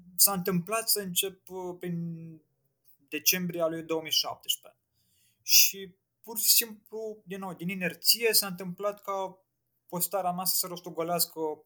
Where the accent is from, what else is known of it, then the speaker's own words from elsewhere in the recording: Piatra Neamț, Neamț County, Romania; moved away as an adult; also born or lived in Muntenia; now in Bucharest, Romania; m-am născut în Muntenia, dar cum am plecat au plecat ai mei cu tot cu mine uh, pe la 2 ani, am stat în Piatra Neamț în vreo 17 ani, așa că se spune că sunt de acolo.